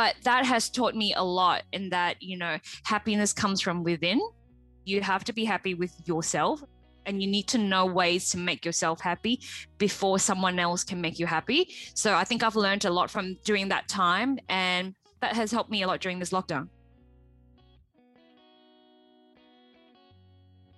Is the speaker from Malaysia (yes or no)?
yes; Malaysia; moved away as an adult; I came from Malaysia 18 years ago to study. I came here alone.